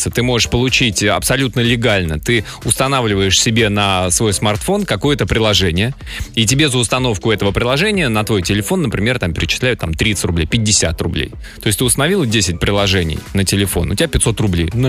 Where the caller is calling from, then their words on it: Krymsk, Krasnodar Krai, Russia; я из Крымска.